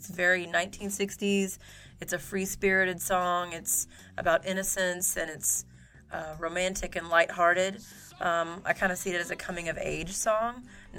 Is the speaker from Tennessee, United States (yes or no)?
yes; Jackson, Tennessee, United States; now in Memphis, United States; We're both from Jackson, Tennessee, but did not meet until we got to Memphis.